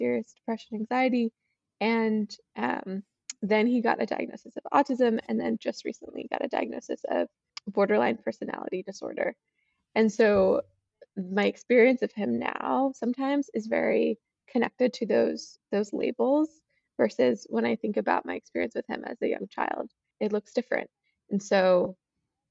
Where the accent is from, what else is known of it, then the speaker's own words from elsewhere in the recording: Boston, Massachusetts, United States; I'm from Boston area